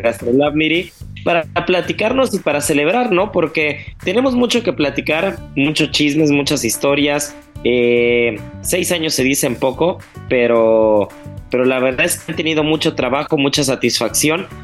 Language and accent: Spanish; Mexico; como buen mexicano